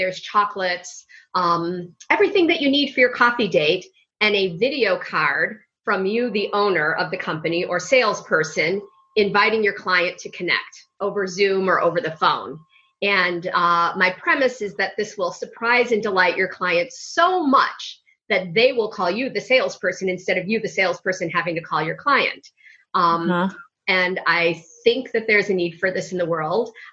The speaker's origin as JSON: {"language": "English", "town": "Chicago", "region": "Illinois", "country": "United States", "tie": "born or raised there", "said": "I still live in Chicago. I grew up in Chicago, right downtown in the big bad city, in Lincoln Park, DePaul area"}